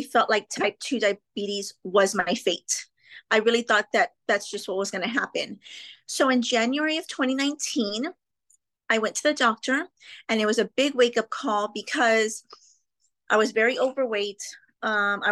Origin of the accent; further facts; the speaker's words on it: McAllen, Texas, United States; I'm from South Texas, specifically McAllen, Texas